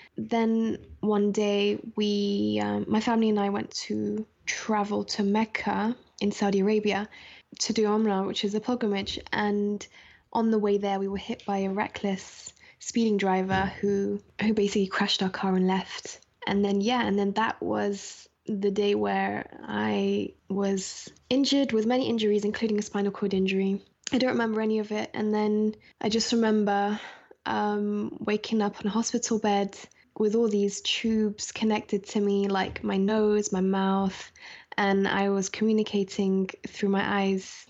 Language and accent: English; London, United Kingdom; also born or lived in Scotland; I was born in Scotland and then moved to London, um, at a very young age